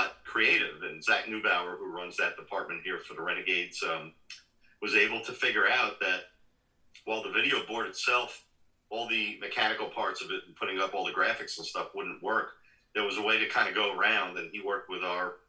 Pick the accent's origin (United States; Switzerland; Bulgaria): United States; New York City, New York; moved away as an adult; also born or lived in Albany, New York / Florida; now in Hudson Valley, United States; I'm a New York native. I was born and raised in Brooklyn